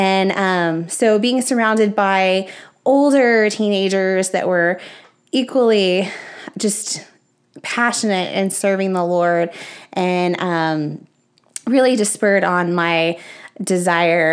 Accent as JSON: {"language": "English", "town": "Spring", "region": "Texas", "country": "United States", "tie": "born or raised there", "said": "I grew up in Spring, Texas"}